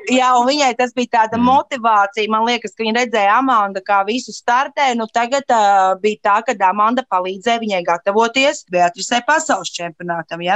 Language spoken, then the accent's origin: Latvian; Latvia; mēs no Latvijas esam ļoti maza valsts